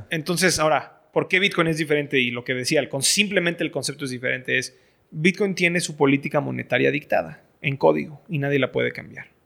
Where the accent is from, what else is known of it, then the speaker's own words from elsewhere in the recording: Venezuela; Entonces, en Venezuela lo que pasa es yo como, como venezolano no puedo